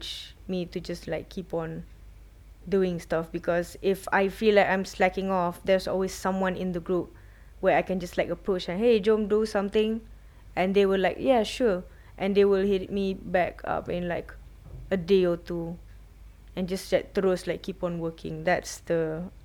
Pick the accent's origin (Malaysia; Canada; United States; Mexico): Malaysia